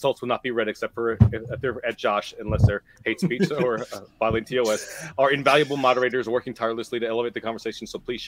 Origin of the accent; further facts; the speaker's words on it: Ohio, United States; I'm from Ohio.